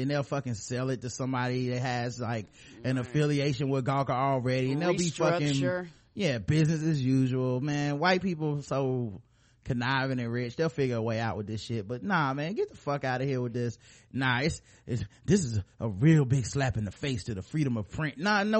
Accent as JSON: {"language": "English", "region": "Florida", "country": "United States", "said": "I mean, I'm from Florida."}